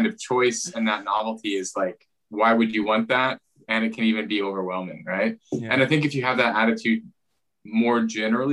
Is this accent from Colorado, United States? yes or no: no; Nebraska, United States; moved away as an adult; now in United Kingdom; I'm from Nebraska